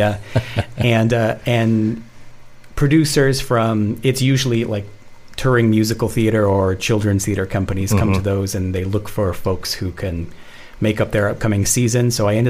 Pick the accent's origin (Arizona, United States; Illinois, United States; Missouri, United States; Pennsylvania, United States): Missouri, United States; Springfield; moved away as an adult; also born or lived in Bristol, England; now in Minneapolis, United States; So I was born in Bristol. I lived there until I was about 10. Then came to Springfield, Missouri.